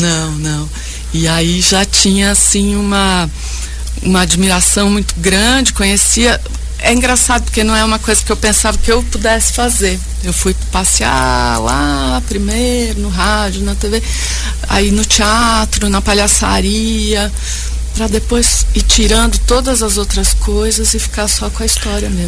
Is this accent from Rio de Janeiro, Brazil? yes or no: no; Bragança Paulista, São Paulo, Brazil; Eu venho de Bragança Paulista